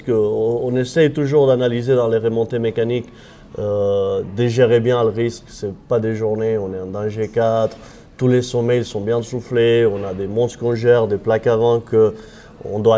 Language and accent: French; Occitania, France; accent: slightly Catalan; moi, je suis originaire des Pyrénées, une région qui s'appelle la Cerdagne. Euh, c'est la frontière avec l'Andorre, l'Espagne et la France. Et c'est pour ça cet accent euh, un peu catalan, on peut dire.